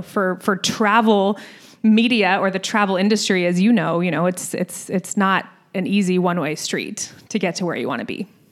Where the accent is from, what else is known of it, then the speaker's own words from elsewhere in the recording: Scottsdale, Arizona, United States; moved away; I grew up in Scottsdale